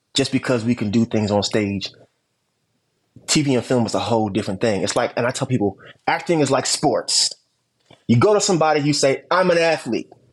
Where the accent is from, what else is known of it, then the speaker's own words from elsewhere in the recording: Camden, New Jersey, United States; I'm from Camden, New Jersey